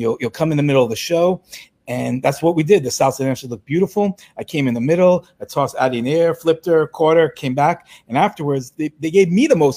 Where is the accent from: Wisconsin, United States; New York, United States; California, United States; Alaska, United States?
New York, United States; New York City; I'm a New Yorker